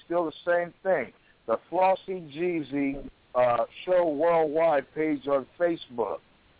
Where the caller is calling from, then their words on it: Portland, Oregon, United States; when I'm calling, I'm hailing from Portland, Oregon, out here in the City of Roses, you know what I'm saying? Trailblazer country, all you NBA fans out there.